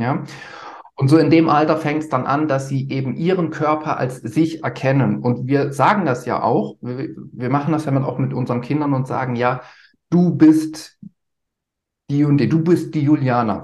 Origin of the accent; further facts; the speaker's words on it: Germany; bei uns in Deutschland